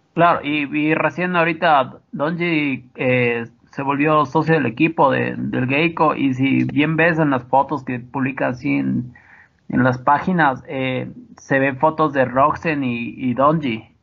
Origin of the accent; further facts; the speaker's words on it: Ibarra, Imbabura, Ecuador; yo soy de Ibarra